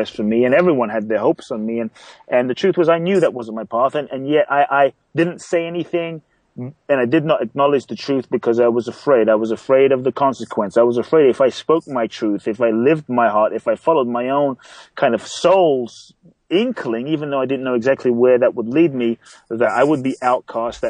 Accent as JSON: {"language": "English", "region": "London", "country": "United Kingdom", "tie": "born or raised there", "also_born_or_lived": "Ghana", "moved": "as an adult", "lives_now": "United States", "said": "I was born in Ghana, West Africa. My father's from Ghana. My mother's Japanese. I grew up in London. I live in the U.S. for over 18 years now."}